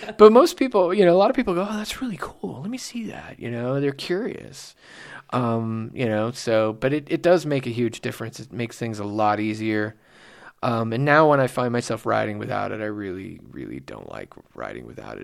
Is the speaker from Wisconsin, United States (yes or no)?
no; Simi Valley, California, United States; growing up in Simi Valley